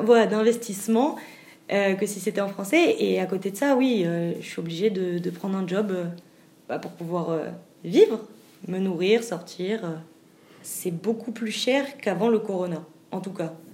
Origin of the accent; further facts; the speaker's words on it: France; now in Israel; quand on est Français